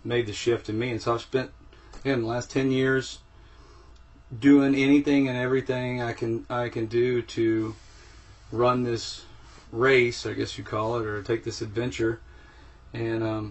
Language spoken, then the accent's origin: English; Texas, United States; I grew up in Texas